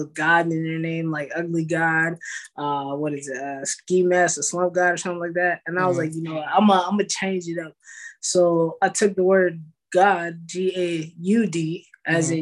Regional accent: California, United States; now in Dallas, United States; I'm from California, but I reside in Texas

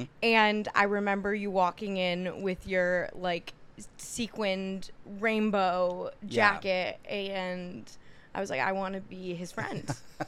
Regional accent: White Lake, Michigan, United States; moved away as an adult; also born or lived in Ann Arbor, Michigan; now in New York City, United States; So I'm from Michigan, like a small town in Michigan, White Lake, Michigan. But I was a theater kid growing up.

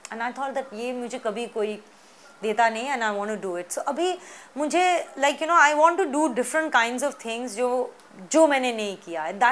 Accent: Delhi, India; also born or lived in Pune; मैं बचपन में मैं पुणे में पैदा हुई उसके बाद हम लोग बाहर रहे कुछ साल आउट ऑफ इंडिया फिर दिल्ली वापस जब आए

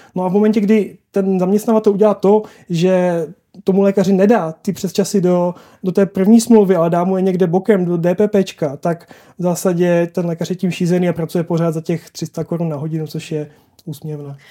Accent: South Moravian Region, Czechia; já jsem z Jižní Moravy

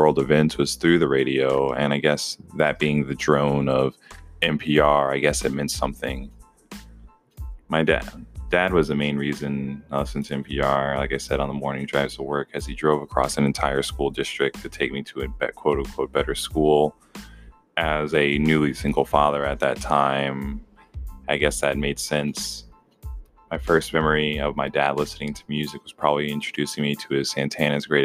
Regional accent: Atlanta, Georgia, United States; For those years I grew up in the Georgia metro Atlanta area in the 90s into the early 2000s

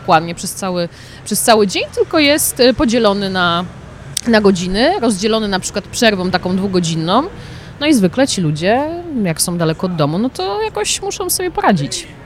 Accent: Poznań, Greater Poland, Poland; moved away as an adult; now in Milan, Italy; Ja jestem poznanianka

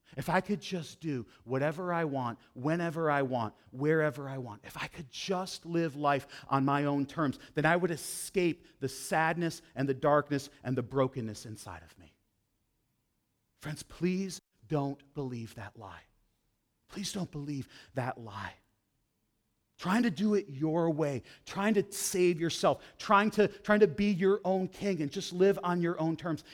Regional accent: Western New York, United States; I grew up in this tiny little town. It's actually a village in Western New York.

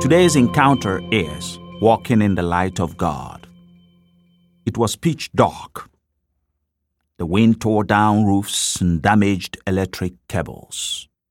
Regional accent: Nigeria; now in Cleveland, United States; In my home country of Nigeria

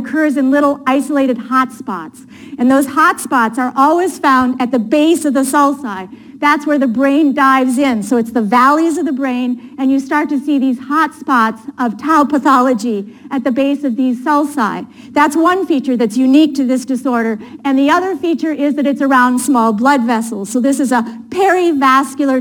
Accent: Appleton, Wisconsin, United States; moved away; also born or lived in Boston; I grew up in Appleton, Wisconsin, which is right outside of Green Bay.

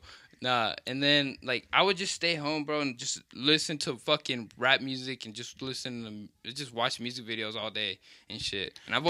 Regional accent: Greeley, Colorado, United States; I was raised here in Greeley.

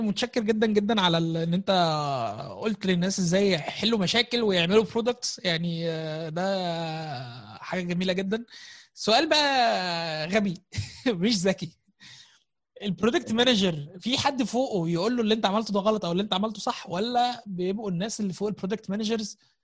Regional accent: Gharbia, Egypt; انا من الغربيه

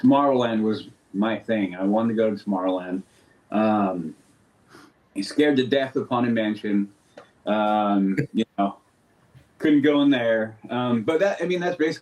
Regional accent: Los Angeles, California, United States; So I was born and raised in Southern California. We moved out of East Los Angeles when I was about 12 years old.

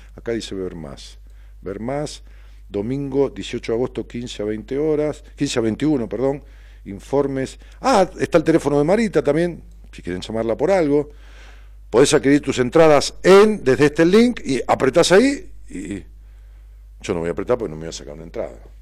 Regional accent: Ramos Mejía, Buenos Aires Province, Argentina; mi pueblo, Ramón Mejía

